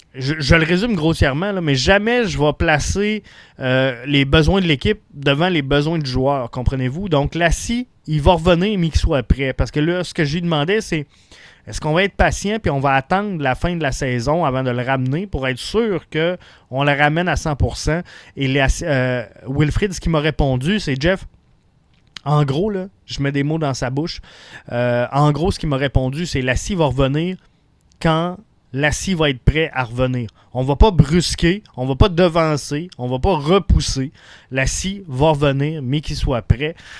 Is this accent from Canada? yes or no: yes; Quebec City, Quebec, Canada; je suis un gars de Québec, donc je suis un nordique